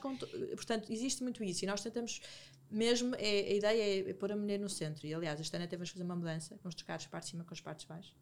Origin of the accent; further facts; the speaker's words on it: Porto, Norte, Portugal; now in Lisbon, Portugal; eu, eu, eu, sou do Porto, então nem, nem conheço, na altura, agora conheço mais pessoas, mas na altura conhecia poucas pessoas em Lisboa